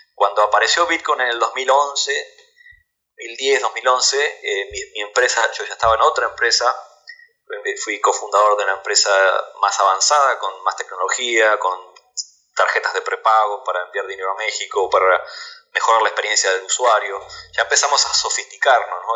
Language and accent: Spanish; Argentina; now in United States